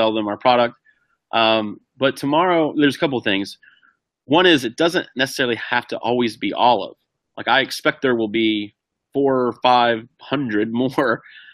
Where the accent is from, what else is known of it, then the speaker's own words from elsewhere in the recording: Ohio, United States; moved away; my hometown, which is a small rural town in Ohio